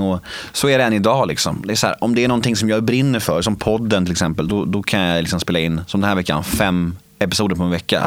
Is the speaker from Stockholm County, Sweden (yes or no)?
yes; Värmdö, Stockholm County, Sweden; also born or lived in Södermalm, Stockholm; jag föddes på Södermalm i Stockholm och när jag var sex år gammal flyttade vi till Värmdö och där bodde vi i ett kollektiv